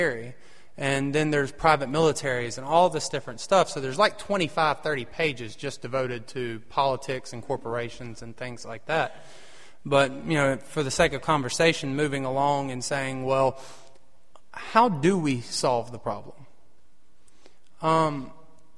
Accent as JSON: {"language": "English", "country": "United States", "said": "being an American"}